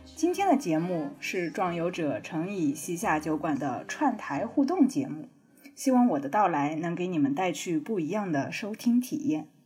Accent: Jiangnan, China; moved away; 我老家是在江南的乡下

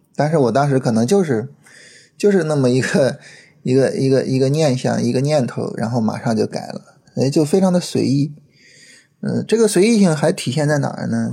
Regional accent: China; 对于我们中国人来说，这是一个非常，非常特殊的节日

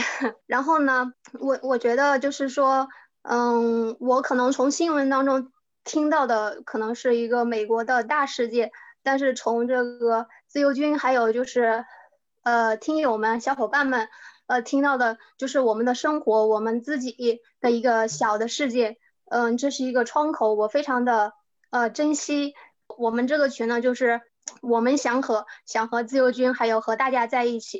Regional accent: Chongqing, China; ，嗯，以前的时候我我就鼓足了勇气去重庆

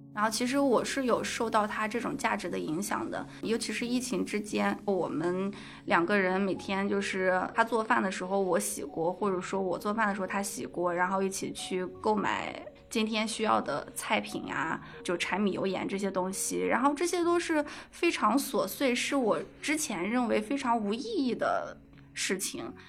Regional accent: Gansu, China; moved away; also born or lived in Fujian; 因为我老家是甘肃嘛，我们都会有个彩礼的问题

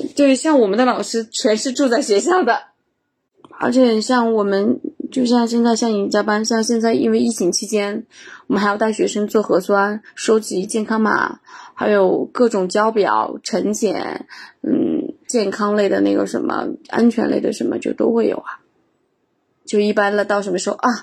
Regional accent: northern China, China; now in Chengdu, China; 我本身是个北方人，我们那边确实植物很少

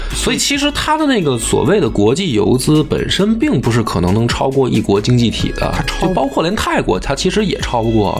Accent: China; 我们中国人

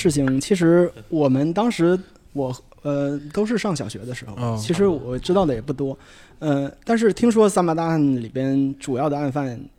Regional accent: Shenyang, Liaoning, China; 我是燕粉街出生的人，嗯，我也是在燕粉街长大的人。

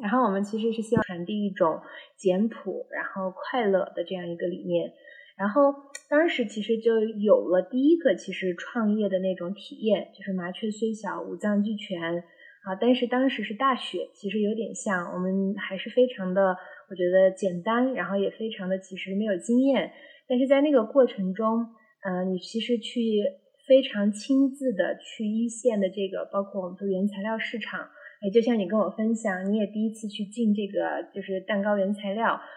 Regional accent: Xinjiang, China; now in Chengdu, China; 我是小时候一直在新疆出生长嗯。大

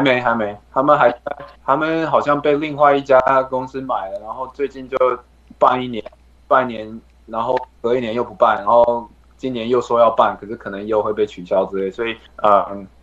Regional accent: Taiwan; now in California, United States; 身为一个台湾人

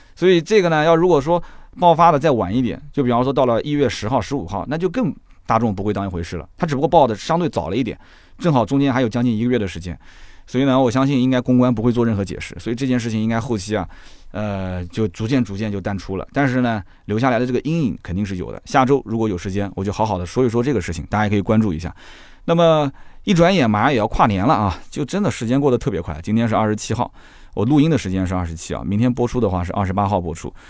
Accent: Nanjing, Jiangsu, China; 你明知道我南京人乐乐不分

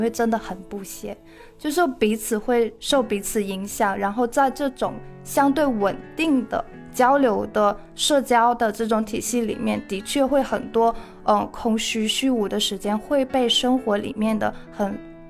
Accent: Shandong, China; 我是山东人，我很爱吃咸的东西

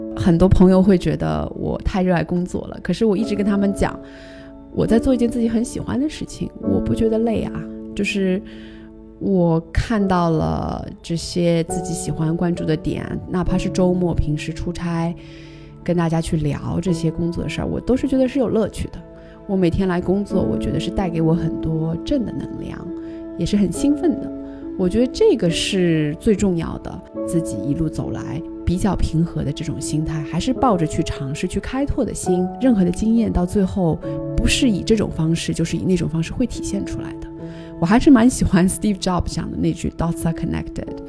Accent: China; moved away; also born or lived in New York, United States; 作为一个中国人，在一个比较美国化的企业当中，在纽约当时

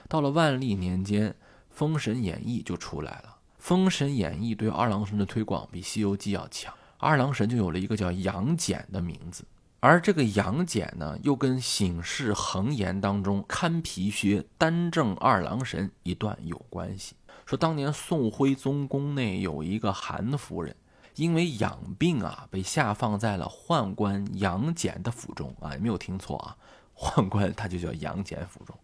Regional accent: Shanxi, China; 我的家乡啊，山西

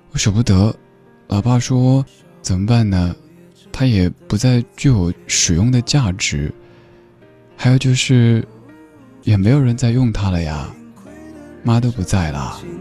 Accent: Chengdu, Sichuan, China; 我家乡成都

